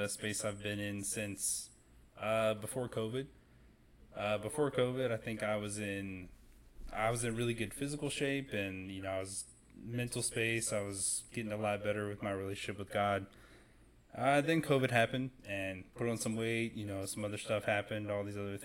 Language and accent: English; Rock Hill, South Carolina, United States; I'm from Rock Hill, South Carolina. It's where I've kind of grown up